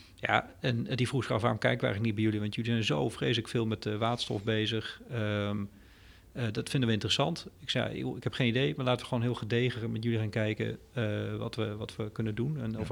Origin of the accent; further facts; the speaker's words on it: Groningen, Netherlands; ik ben een Groninger van origine